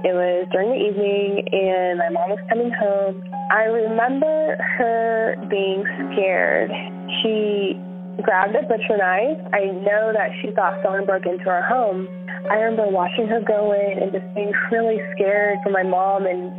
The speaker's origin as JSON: {"language": "English", "town": "Yukon", "region": "Oklahoma", "country": "United States", "also_born_or_lived": "California", "said": "I'm from Yukon, Oklahoma."}